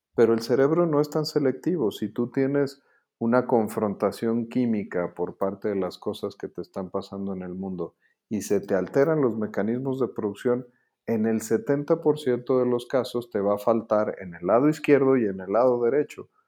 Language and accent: Spanish; Mexico; lo que somos los mexicanos ahorita